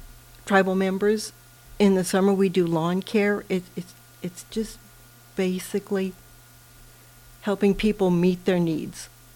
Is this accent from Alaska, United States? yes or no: yes; Kenai, Alaska, United States; moved away; I was from Kenai